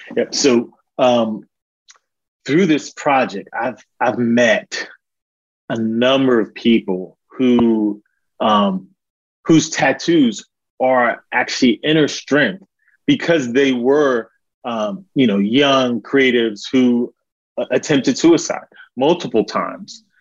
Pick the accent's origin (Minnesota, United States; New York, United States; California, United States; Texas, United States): New York, United States; New York City; now in Charlotte, United States; originally born and raised in Harlem, Manhattan, New York City, um, but now living in uh, Charlotte, North Carolina